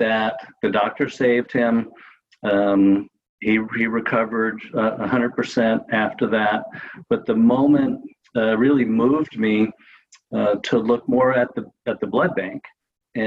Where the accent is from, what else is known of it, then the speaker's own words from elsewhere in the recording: Los Angeles, California, United States; moved away as an adult; now in Santa Rosa, United States; I grew up in Los Angeles and spent most of my high school